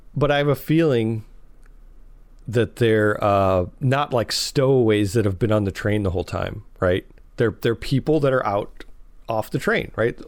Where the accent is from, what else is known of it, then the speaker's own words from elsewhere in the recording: Chicago, Illinois, United States; I'm from Chicago